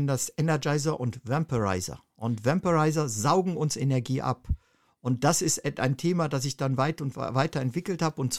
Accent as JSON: {"language": "German", "country": "Germany", "tie": "born or raised there", "moved": "as an adult", "said": "Ja, ich bin äh, ursprünglich in Deutschland aufgewachsen und äh, habe dort eine Ausbildung zum Bankkaufmann gemacht"}